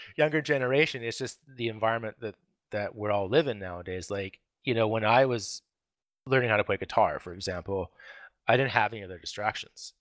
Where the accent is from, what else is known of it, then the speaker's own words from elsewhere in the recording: Vancouver, British Columbia, Canada; I grew up in, in, um, Vancouver. I've been a Vancouver boy my whole life